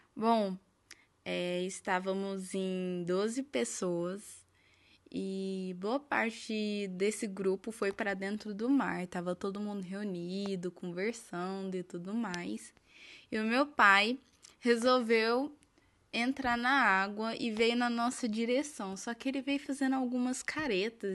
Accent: Minas Gerais, Brazil; eu sou de Minas Gerais

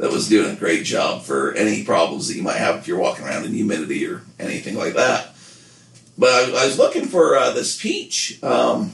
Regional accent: Utah, United States; I'm from Utah

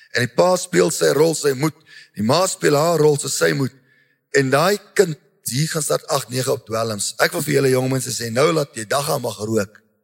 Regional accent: South Africa; ons mense, so Afrikaners, Suid-Afrikaners

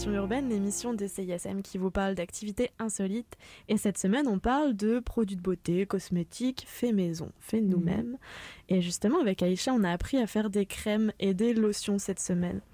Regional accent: France; now in Canada; puisqu'on est originaire de France

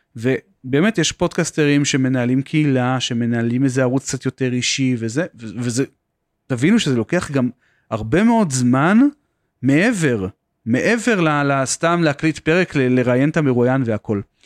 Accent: Beersheba, Southern District, Israel; אני במקום מבאר שבע

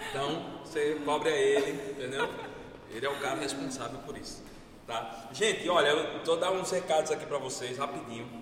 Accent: Brazil; eu nunca saí do Brasil

